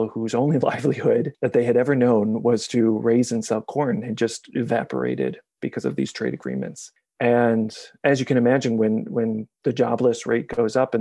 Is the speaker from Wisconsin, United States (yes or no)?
yes; Milwaukee, Wisconsin, United States; moved away; I'm originally from Milwaukee, Wisconsin, was educated by the Jesuits starting at age 14